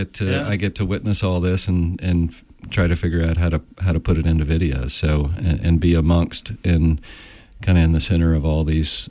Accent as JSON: {"language": "English", "region": "Texas", "country": "United States", "also_born_or_lived": "California", "moved": "as an adult", "said": "I'm from Texas originally."}